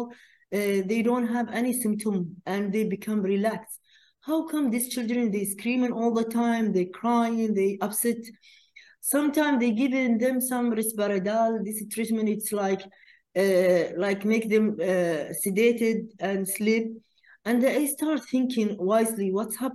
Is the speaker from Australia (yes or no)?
no; Qatar; we are from Qatar.